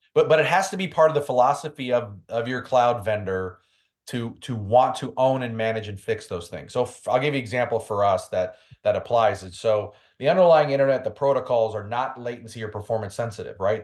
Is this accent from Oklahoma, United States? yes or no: no; New York City, New York, United States; I'm from New York City